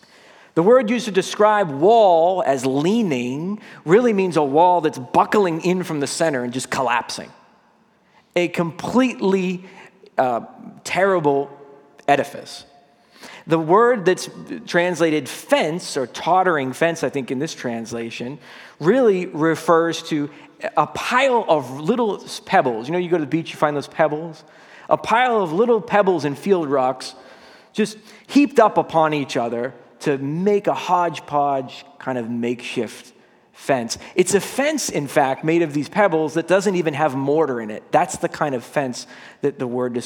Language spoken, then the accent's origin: English; Massachusetts, United States; I grew up in Massachusetts, right a couple houses down from my grandpa